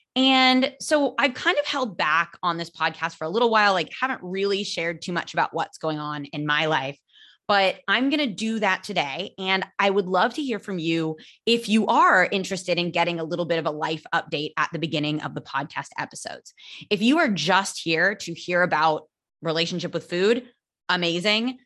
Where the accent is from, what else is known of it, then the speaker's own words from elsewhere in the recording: California, United States; accent: American; moved away as an adult; now in Barcelona, Spain; I am American. I'm from California